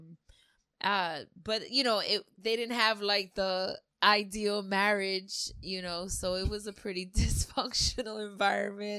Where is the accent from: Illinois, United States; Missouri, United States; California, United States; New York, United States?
New York, United States; New York City; also born or lived in Long Island, New York; I grew up in Queens most of my life